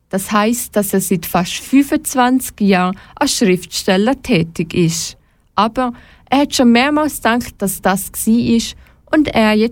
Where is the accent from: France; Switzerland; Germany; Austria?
Switzerland; Der Alex Gapü ist da bei uns in der Schweiz ganz oben angekommen.